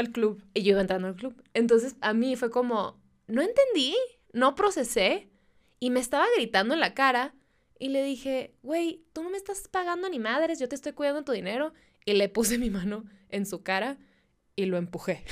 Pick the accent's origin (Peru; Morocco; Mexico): Mexico; Mexicali, Baja California; first language Spanish